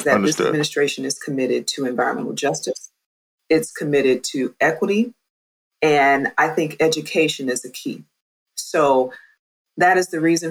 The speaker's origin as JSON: {"language": "English", "region": "Ohio", "country": "United States", "said": "I'm from Ohio"}